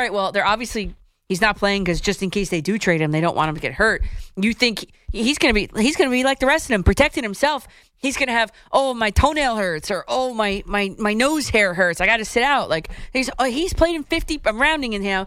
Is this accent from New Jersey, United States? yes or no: yes; Dumont, New Jersey, United States; I'm from Dumont, right down the road